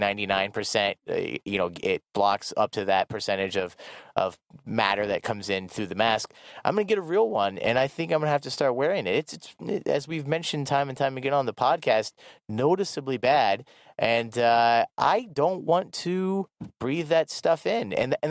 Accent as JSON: {"language": "English", "region": "Iowa", "country": "United States", "tie": "born or raised there", "moved": "as an adult", "lives_now": "South Korea", "said": "growing up in Iowa in the Midwest"}